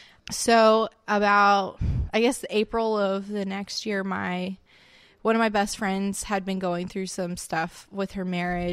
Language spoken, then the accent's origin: English; West Palm Beach, Florida, United States; Okay, I'm from South Florida.